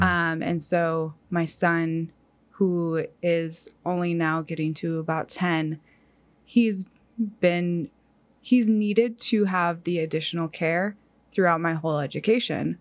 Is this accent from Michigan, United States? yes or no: yes; Upper Peninsula of Michigan, United States; moved away as an adult; now in Kansas, United States; I grew up in the Upper Peninsula, Peninsula of Michigan